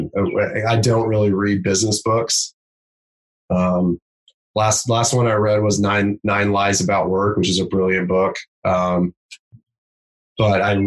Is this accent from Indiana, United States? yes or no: yes; Anderson, Indiana, United States; where I grew up in Anderson